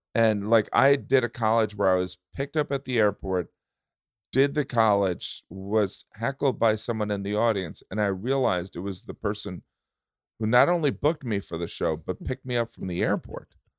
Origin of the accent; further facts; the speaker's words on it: Indiana, United States; I grew up in Indiana